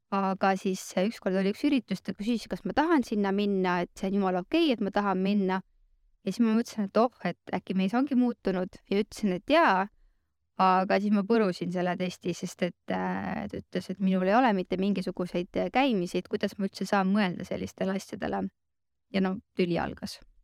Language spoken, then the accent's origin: Estonian; Rakvere, Lääne-Viru County, Estonia; now in Tallinn, Estonia; ma olen ise Rakverest pärit, elan Tallinnas